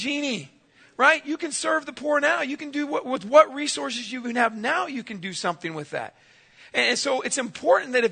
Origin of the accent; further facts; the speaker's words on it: San Diego, California, United States; I grew up in San Diego, California.